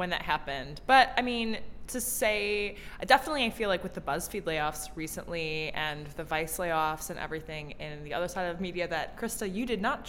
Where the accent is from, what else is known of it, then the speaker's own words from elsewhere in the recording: Chicago suburb, Illinois, United States; Albert Whitman and Company is actually run out of the suburb I grew up in Chicago